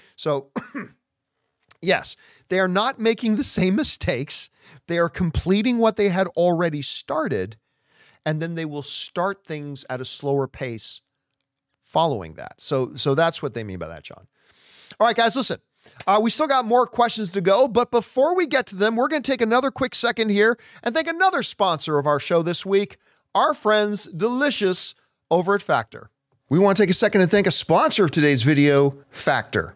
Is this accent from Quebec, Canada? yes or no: no; Hamilton, Ontario, Canada; also born or lived in Halifax, Nova Scotia; my hometown is the Hammer, Steele City, Hamilton, Ontario, Canada. That's my home. Um, I wasn't born there. I, I was born in Halifax, Nova Scotia